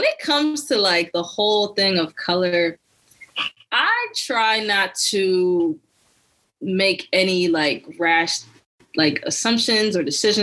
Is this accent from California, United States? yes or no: no; Cherry Hill, New Jersey, United States; moved away as an adult; also born or lived in Staten Island, New York / Almeria, Spain; now in Philadelphia, United States; I'm from Jersey mostly. So like I grew up in Cherry Hill